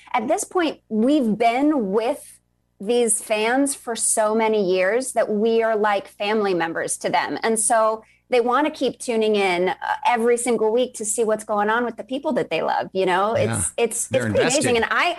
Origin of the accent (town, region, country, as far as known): New York, United States; born or raised there; also born or lived in Virginia